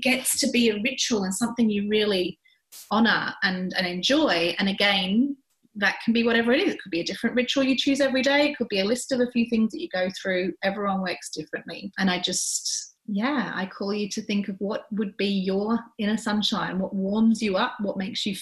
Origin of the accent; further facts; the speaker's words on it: England, United Kingdom; now in Australia; growing up in England